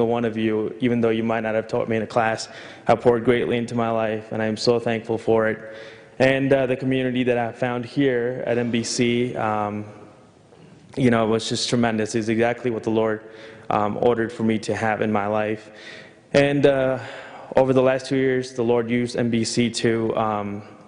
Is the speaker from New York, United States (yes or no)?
yes; New York, United States; moved away as an adult; I grew up in New York